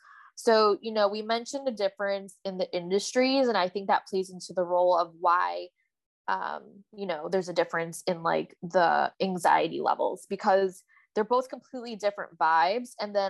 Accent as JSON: {"language": "English", "region": "East Coast", "country": "United States", "tie": "born or raised there", "moved": "as an adult", "lives_now": "West Coast, United States", "said": "Elise and I were born and raised on the East Coast, so we just have more familiarity with that. I recently, you know, moved out west"}